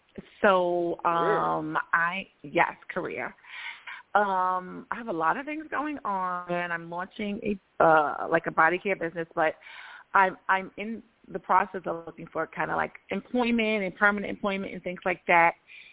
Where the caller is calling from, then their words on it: Georgia, United States; from Georgia.